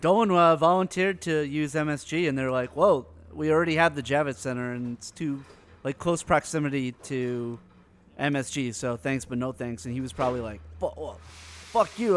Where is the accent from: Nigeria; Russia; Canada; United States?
Canada; as a Canadian